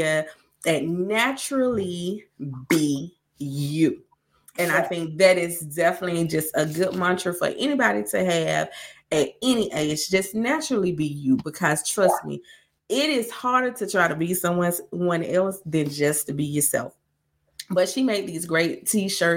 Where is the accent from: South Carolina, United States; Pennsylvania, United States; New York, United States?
South Carolina, United States; Greenwood; accent: Greenwood; now in Nashville, United States; I am from Greenwood, South Carolina. We are very, very country. So guess what? I have my professional voice. I have my semi-professional voice. And then I got all the way Greenwood